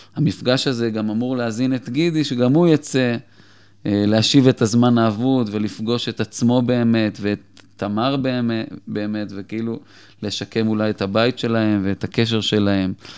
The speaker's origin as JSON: {"language": "Hebrew", "town": "Petah Tikva", "region": "Central District", "country": "Israel", "tie": "born or raised there", "said": "אני בן 43, יליד פתח תקווה. אה, גדלתי באמת במשפחה מקסימה וחמה"}